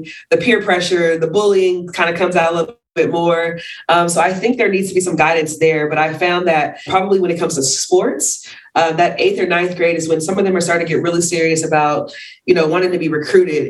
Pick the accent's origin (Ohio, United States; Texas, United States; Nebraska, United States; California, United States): California, United States; Bay Area; moved away as an adult; also born or lived in New Mexico; I grew up in the Bay Area